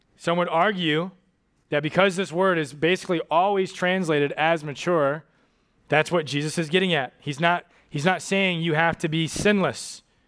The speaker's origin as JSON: {"language": "English", "country": "United States", "also_born_or_lived": "Japan", "said": "I'm an American"}